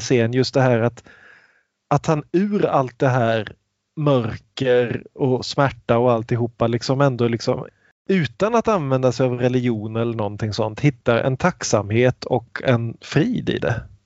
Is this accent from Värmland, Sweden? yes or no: no; Kungsbacka, Halland County, Sweden; till min hemstad Kungsbacka